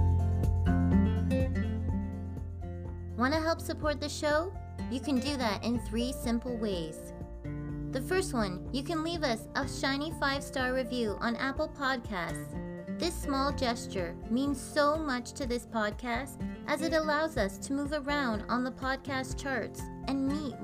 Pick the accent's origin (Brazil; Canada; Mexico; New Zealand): Canada